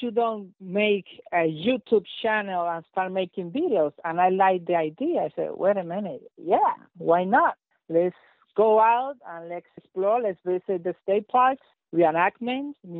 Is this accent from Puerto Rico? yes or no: yes; Puerto Rico; now in Florida, United States; grew up in Puerto Rico, in an island surrounded by history